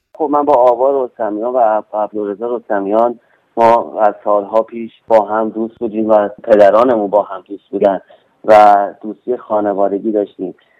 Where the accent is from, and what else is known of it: Iran